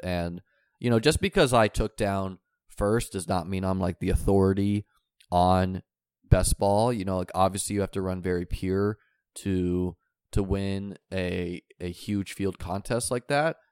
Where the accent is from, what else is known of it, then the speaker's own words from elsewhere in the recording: New Hampshire, United States; I grew up in New Hampshire.